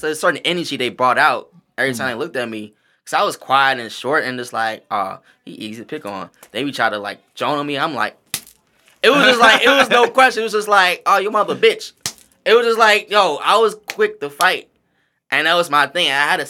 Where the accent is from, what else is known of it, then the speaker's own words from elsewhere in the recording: the South, United States; Like, nigga, I'm from the South.